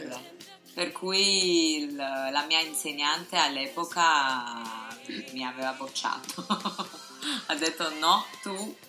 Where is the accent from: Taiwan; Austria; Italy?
Taiwan; Italian is a second language; now in Shanghai, China; io sono cinese di Taiwan